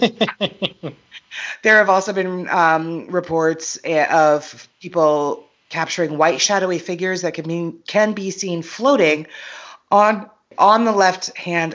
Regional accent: United States; I'm American

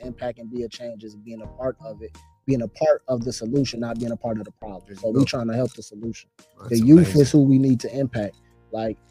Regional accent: Chicago, Illinois, United States; I represent the whole Chicago, but represent the Southeast side. I spent majority of my life on the Southeast side.

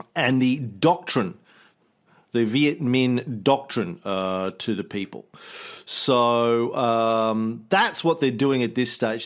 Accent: Australia

